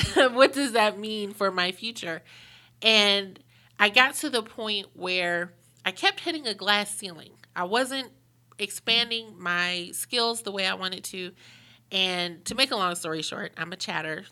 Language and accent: English; Pittsburgh, Pennsylvania, United States; moved away as an adult; also born or lived in Washington, D.C.; now in Charlotte, United States; I'm originally from Pittsburgh, went to D C for college